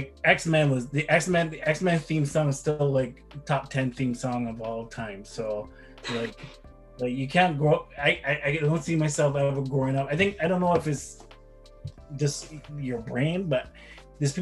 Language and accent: English; Barbados; moved away; I grew up in Barbados